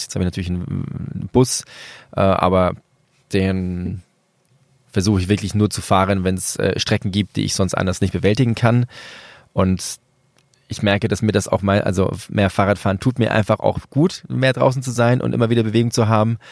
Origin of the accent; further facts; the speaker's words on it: Venezuela; moved away; Venezuela, mein Geburtsland